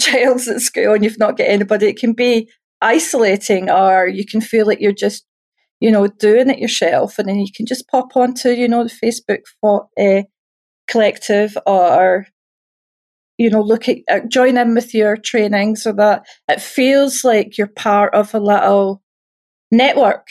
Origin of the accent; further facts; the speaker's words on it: Scotland, United Kingdom; I'm Scottish